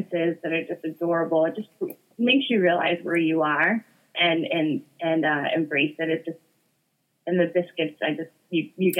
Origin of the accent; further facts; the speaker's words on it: Boston area, central Massachusetts, United States; I'm from New England. I'm from, Boston area, central Massachusetts